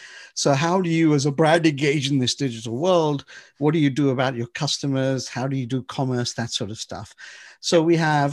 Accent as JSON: {"language": "English", "region": "England", "country": "United Kingdom", "said": "We came from England. We're the originators of the roundabouts."}